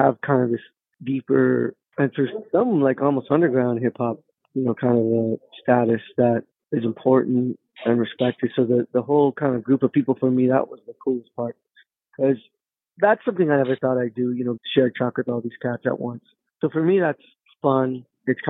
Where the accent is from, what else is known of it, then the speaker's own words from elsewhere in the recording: Los Angeles, California, United States; I grew up in the neighborhood in Boyle Heights, like an old Mexican neighborhood